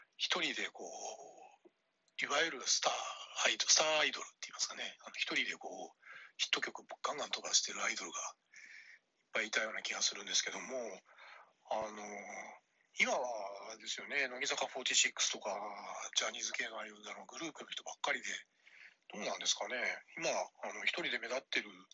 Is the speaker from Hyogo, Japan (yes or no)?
no; Yokohama, Kanagawa, Japan; also born or lived in Yamagata; now in Osaka, Japan; 山形生まれ、横浜育ち、大阪暮らし